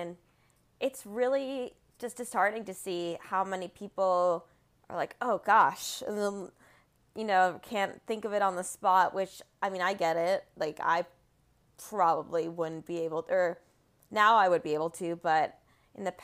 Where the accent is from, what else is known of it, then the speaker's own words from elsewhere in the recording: Rumson, New Jersey, United States; I'm from Rumson on the beach-ish